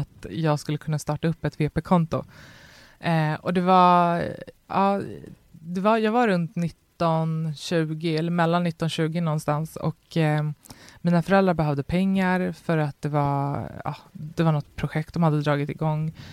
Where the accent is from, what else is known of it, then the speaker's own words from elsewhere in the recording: Botkyrka, Stockholm County, Sweden; jag växte upp i Fittja